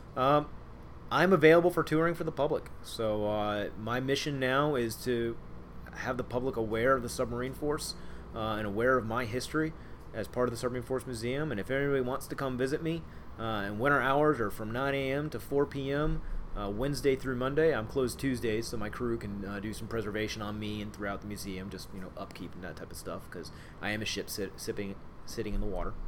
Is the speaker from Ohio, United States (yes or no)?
yes; Cincinnati, Ohio, United States; moved away as an adult; also born or lived in Pearl Harbor, Hawaii / Millington, Tennessee; now in Groton, United States; I'm from Cincinnati